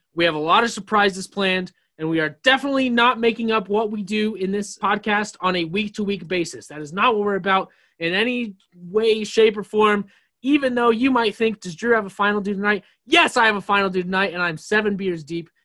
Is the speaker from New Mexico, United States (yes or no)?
yes; New Mexico, United States; also born or lived in Tampa; I'm from New Mexico